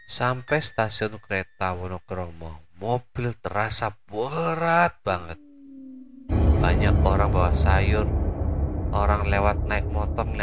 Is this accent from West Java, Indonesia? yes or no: no; Surabaya, East Java, Indonesia; Sekedar info, saya orang Surabaya nggak hafal nama jalan yang hafal cuma arah dan ancer-ancer saja.